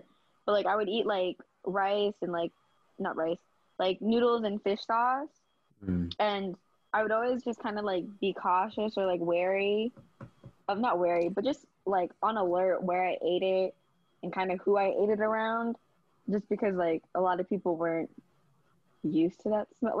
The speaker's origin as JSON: {"language": "English", "country": "United States", "tie": "born or raised there", "first_language": "Vietnamese", "second_language": "English", "said": "I was born in America, but I was, like, a fob. Like, I didn't really know English like"}